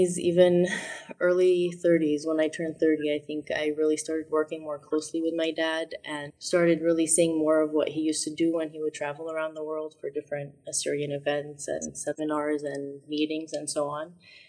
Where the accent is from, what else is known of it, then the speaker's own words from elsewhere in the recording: Boston, Massachusetts, United States; also born or lived in Chicago / Syria; I was born in Chicago. I have three siblings, and my parents are originally from Qamishli in Syria, and they got married and moved to Chicago, so my first three siblings were born there, and then we grew up between Boston and Syria